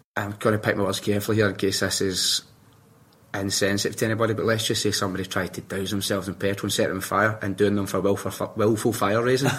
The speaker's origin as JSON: {"language": "English", "town": "Glasgow", "region": "Scotland", "country": "United Kingdom", "tie": "born or raised there", "said": "I grew up in Rob Royston, Glendale"}